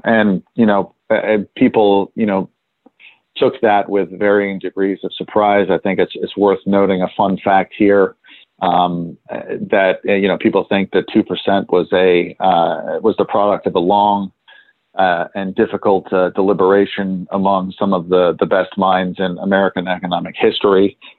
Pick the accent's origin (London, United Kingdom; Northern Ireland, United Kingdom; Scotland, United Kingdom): London, United Kingdom; also born or lived in New York; Even though I was born in New York, I grew up, spent 5 years living in London when I was younger. So my first memories are of London, and also of trading floors in London.